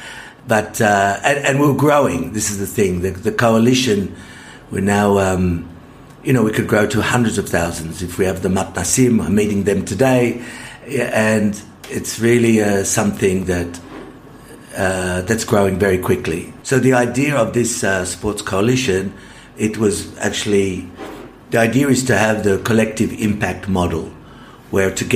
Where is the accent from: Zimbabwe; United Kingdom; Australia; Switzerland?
Australia; Sydney, New South Wales; moved away as an adult; also born or lived in Adelaide; now in Israel; I was born in Adelaide, but I grew up in Sydney.